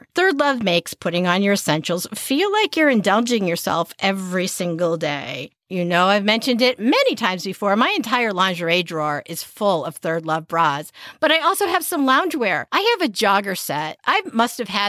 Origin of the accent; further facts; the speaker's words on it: Manchester, Connecticut, United States; the one I grew up with in Manchester, Connecticut